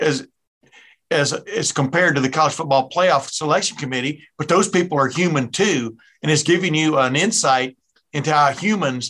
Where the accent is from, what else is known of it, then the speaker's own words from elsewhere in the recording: East Texas, United States; I grew up in East Texas